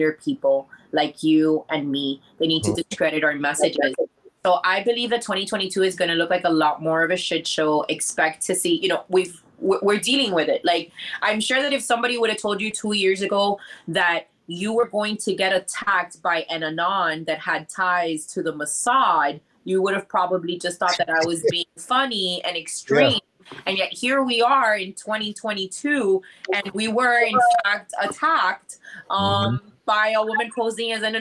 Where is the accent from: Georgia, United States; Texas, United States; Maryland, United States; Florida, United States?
Florida, United States; Miami; first language English; we're from Miami